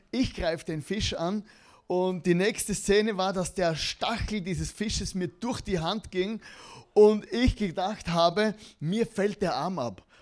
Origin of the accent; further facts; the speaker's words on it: Austria; weil ich eigentlich in Deutschland und in der Schweiz zum Glauben gekommen bin als Österreicher und dann hier dann zurück